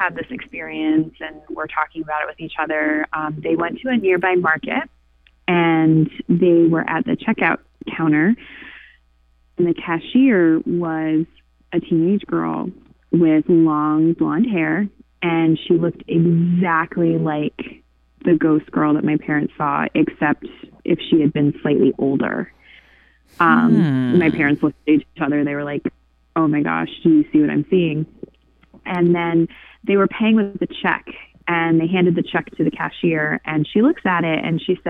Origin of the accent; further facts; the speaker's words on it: Pennsylvania, United States; now in Nantucket, United States; Pennsylvania, which is where I'm originally from